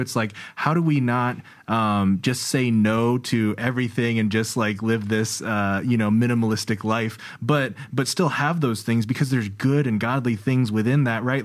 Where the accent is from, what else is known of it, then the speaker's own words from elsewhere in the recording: Iowa, United States; growing up in Iowa